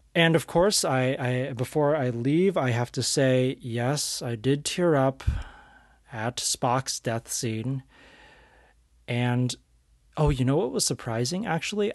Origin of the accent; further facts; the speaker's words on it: San Francisco Bay Area, California, United States; I am from the San Francisco Bay Area